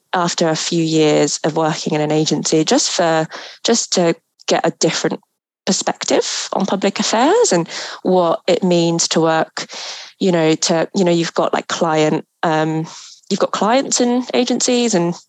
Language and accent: English; Philippines; moved away; I'm originally from the Philippines